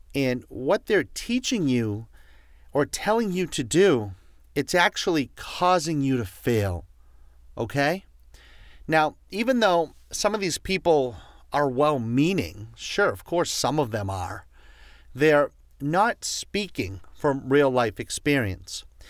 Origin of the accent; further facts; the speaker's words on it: Boston, Massachusetts, United States; accent: Boston; My Boston accent